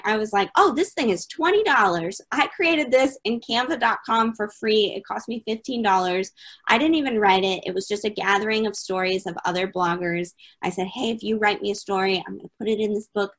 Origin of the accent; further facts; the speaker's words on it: Detroit, Michigan, United States; So I was born in Detroit, Michigan on a rainy day. So clearly I'm from the States